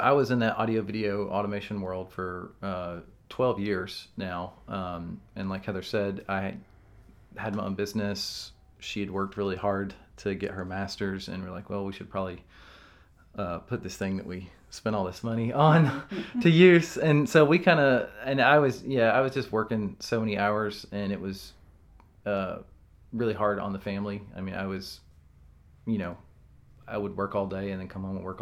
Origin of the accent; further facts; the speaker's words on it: Humboldt, Tennessee, United States; also born or lived in Nashville / Nevada; now in Jackson, United States; I grew up in Humboldt.